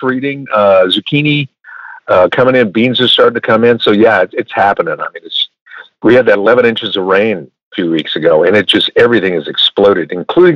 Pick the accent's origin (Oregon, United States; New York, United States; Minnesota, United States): Minnesota, United States; I grew up in Minnesota